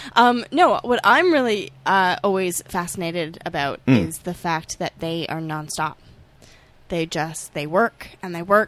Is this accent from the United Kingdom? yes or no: yes; Scotland, United Kingdom; I'm Scottish. We needed something fried in our diet, well, at least once a week.